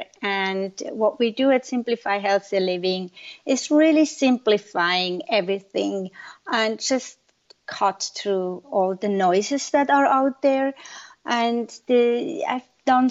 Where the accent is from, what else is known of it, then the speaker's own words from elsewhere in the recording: Zurich, Switzerland; moved away as an adult; also born or lived in Orange County; now in Santa Monica, United States; I'm born and raised in Switzerland, in Zurich.